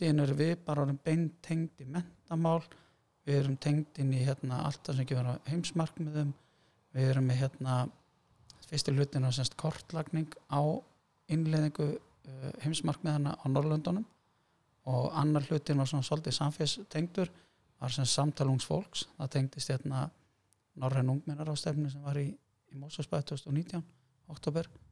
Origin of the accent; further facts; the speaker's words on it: Hafnarfjörður, Capital Region, Iceland; moved away as an adult; also born or lived in Germany; að fara að kenna við gamla grunnskóla minn, öldunskóla og var þar í ykkur, ykkur ár og kendi svo hérna, í Flensborg og það var svolítið heimaslöðum